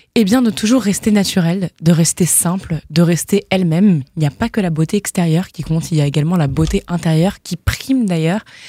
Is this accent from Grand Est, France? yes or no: yes; Strasbourg, Grand Est, France; je suis née à Strasbourg et, euh, j'y habite depuis maintenant vingt-quatre ans